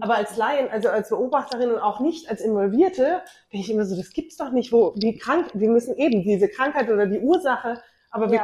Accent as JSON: {"language": "German", "region": "Bavaria", "country": "Germany", "tie": "born or raised there", "said": "Ich bin in Bayern groß geworden"}